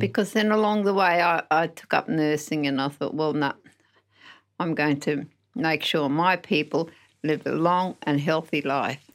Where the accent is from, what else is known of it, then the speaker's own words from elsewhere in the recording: Narrogin, Western Australia, Australia; also born or lived in Geraldton; I'm from Narrajin in the Southwest